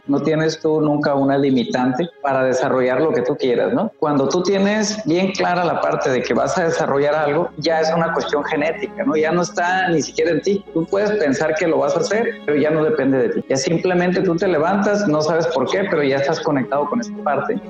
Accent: Los Mochis, Sinaloa, Mexico; moved away as an adult; also born or lived in Juan José Ríos, Sinaloa / Ciudad Juárez, Chihuahua; now in Tijuana, Mexico; Yo nací en Los Mochis, viví en Juan José Ríos toda la vida

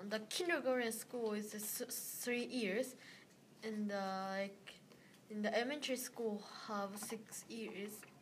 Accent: Japan; English is a second language; moved away; I'm from Japan.

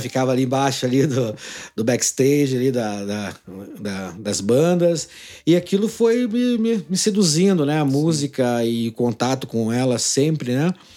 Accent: Ponta Grossa, Paraná, Brazil; also born or lived in Jaguariaíva, Paraná / Arapoti, Paraná; Eu nasci em Jaguariaíva, aqui no interior do Paraná. E aí fui para Araputi e fiquei até uns nove anos de idade lá. Então, quando eu, é, a gente veio para Ponta Grossa, meu pai veio trabalhar para cá

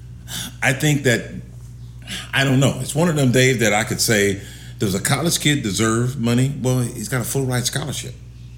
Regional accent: Arizona, United States; also born or lived in California, United States; I'm California boy. I'm growing up in Arizona. I haven't been in no cold weather.

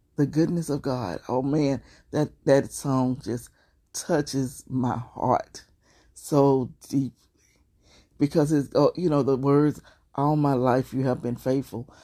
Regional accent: Beaumont, Texas, United States; Beaumont, Texas, my hometown

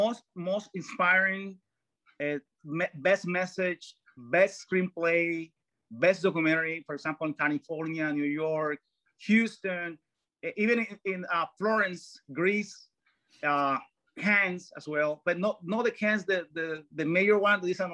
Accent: Cartagena, Bolívar, Colombia; For example, I was originally born in Colombia. I'm from Cartagena, Colombia, that's South America.

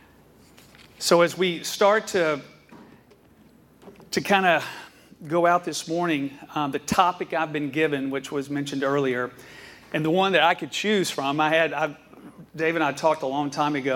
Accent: Atlanta, Georgia, United States; I was born and raised in Atlanta, Georgia

